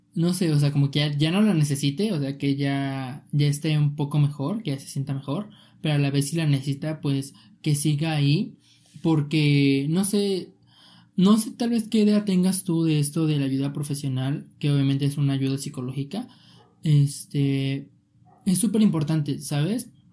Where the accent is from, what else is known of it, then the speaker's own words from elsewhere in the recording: Mexico; yo soy de México